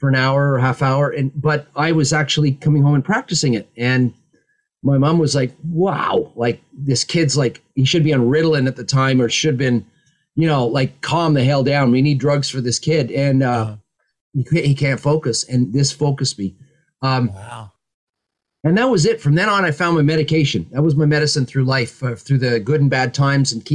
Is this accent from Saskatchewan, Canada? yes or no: no; just outside of Toronto, Ontario, Canada; also born or lived in Ottawa, Canada; now in England; I was born just outside of Toronto, Canada